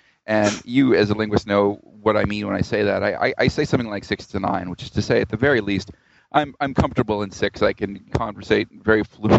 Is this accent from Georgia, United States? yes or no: yes; Georgia, United States; also born or lived in Tennessee / Arkansas / New Orleans; I grew up around the South in the U.S., mostly in Georgia, but I was born in Tennessee and I lived in Arkansas and I went to college in New Orleans.